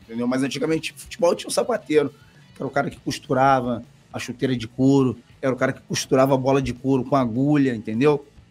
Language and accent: Portuguese; Rio de Janeiro, Brazil; Mesmo tendo sido criado em Bangu, que eu saí de Bangu, pô, nasci em Bangu, morei em Bangu, saí de Bangu com 10 anos, 8, 9 anos de idade.